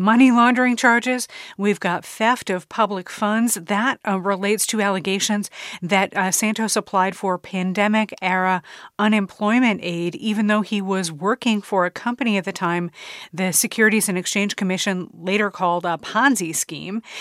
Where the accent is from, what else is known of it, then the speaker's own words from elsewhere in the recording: Illinois, United States; I'm from Illinois